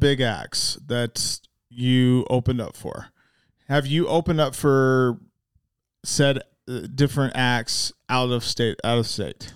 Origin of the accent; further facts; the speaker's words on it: Salt Lake City, Utah, United States; also born or lived in Magna; I didn't actually grow up in Magna. I grew up in Salt Lake.